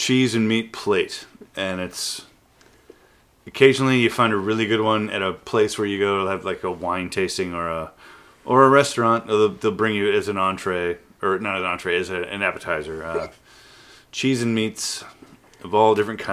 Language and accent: English; Pacific Northwest, United States; I grew up here in the Pacific Northwest